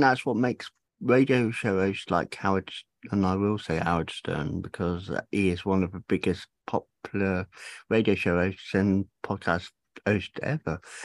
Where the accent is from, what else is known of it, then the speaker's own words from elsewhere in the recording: Cornwall, South West England, United Kingdom; moved away; Originally Cornwall.